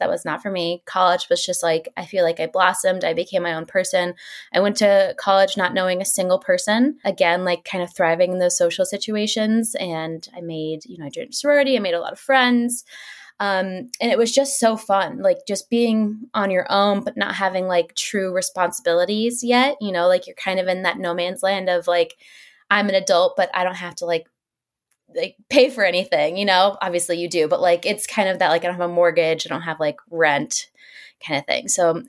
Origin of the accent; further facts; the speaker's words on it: Dallas, Texas, United States; also born or lived in Orange County / Chicago / Kentucky; I was born in California, in Orange County. I was raised in Dallas, Texas. My mom got married. We moved to Chicago.